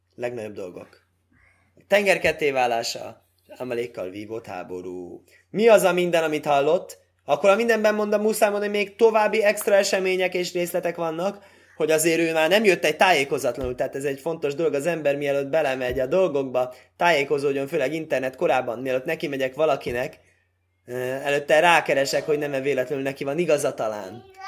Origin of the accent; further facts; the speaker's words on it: Hungary; moved away; olyan magam fajta ember, aki elhagyja szülő hazáját, és akkor az, úgy, úgy számítják, mint magyar ember